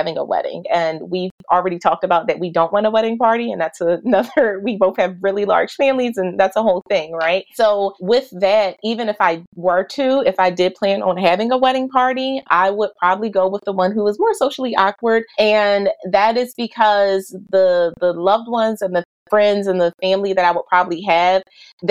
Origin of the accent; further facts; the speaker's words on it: Philadelphia, Pennsylvania, United States; moved away as an adult; now in Delaware, United States; I was born and raised in Philadelphia. I will be a Philly girl all day long.